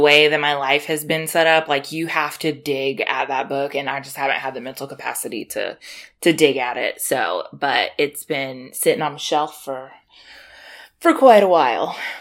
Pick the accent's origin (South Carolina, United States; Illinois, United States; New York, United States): South Carolina, United States; I am from South Carolina, like, close to Georgia. You know, Southern girl over here